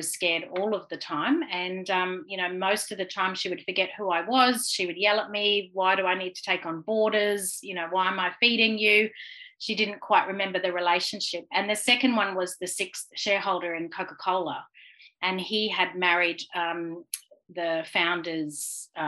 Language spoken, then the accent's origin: English; Brisbane, Queensland, Australia; now in Gold Coast, Australia; I am from Brisbane, born and bred, but live on the Gold Coast.